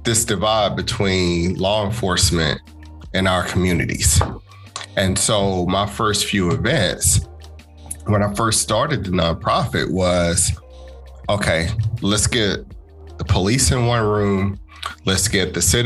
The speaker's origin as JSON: {"language": "English", "town": "Chattanooga", "region": "Tennessee", "country": "United States", "tie": "born or raised there", "moved": "as an adult", "lives_now": "Gwinnett County, Georgia, United States", "said": "Born and raised in Chattanooga. I've moved here to Georgia back in 2007"}